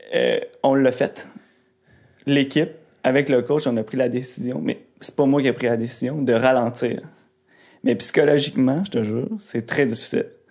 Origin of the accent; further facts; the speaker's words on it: Rivière-du-Loup, Quebec, Canada; ma ville. Rivière-du-Loup, c'est tout petit